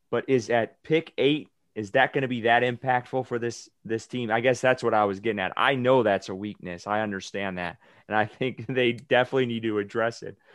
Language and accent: English; Wisconsin, United States; Everyone knows I'm from Wisconsin.